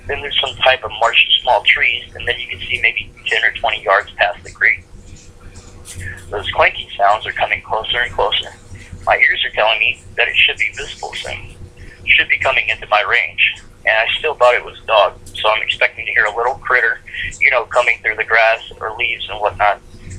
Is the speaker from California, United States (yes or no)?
no; New York, United States; I'm not scared of much, especially growing up in New York.